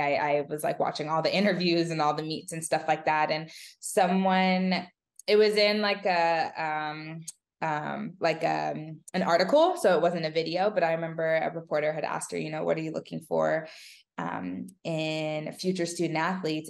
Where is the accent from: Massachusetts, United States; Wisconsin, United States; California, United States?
California, United States; I wanted to stay in California